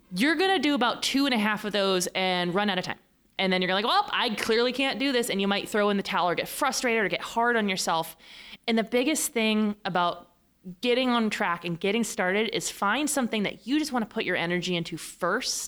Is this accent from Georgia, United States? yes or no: no; Fresno, California, United States; now in San Diego, United States; I'm from Fresno.